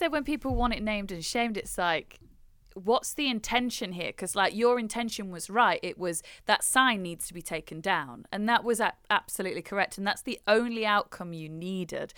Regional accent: United Kingdom; as a British person

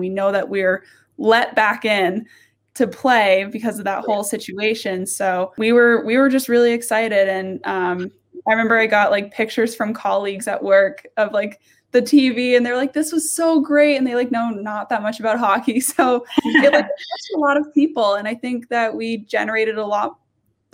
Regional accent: Vermont, United States; I'm from Vermont. So I quarantined in Vermont

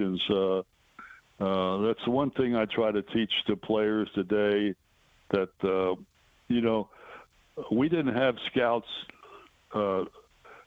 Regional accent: Baltimore, Maryland, United States; moved away; also born or lived in Detroit; Baltimore, my hometown

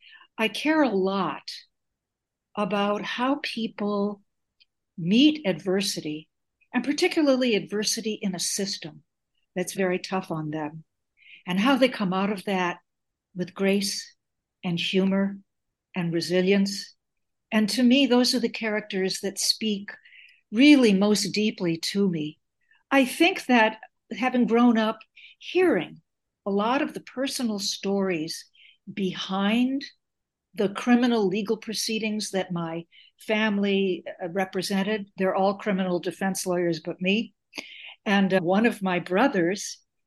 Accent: Chicago, Illinois, United States; now in Portland, United States; Well, I am calling you from Portland, Maine, which I told you earlier today, but I'm not from Portland. Originally, I'm from Chicago, where I was born into a Greek-American family

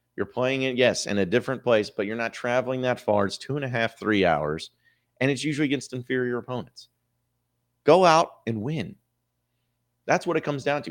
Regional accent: Fayetteville, Arkansas, United States; I am someone who grew up in Northwest Arkansas. I grew up in Fayetteville.

